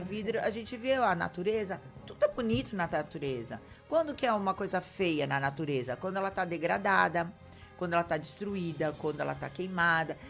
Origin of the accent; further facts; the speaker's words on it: Santos, São Paulo, Brazil; Eu que nasci em Santos, na, estudei em Santos, fiquei aqui em Santos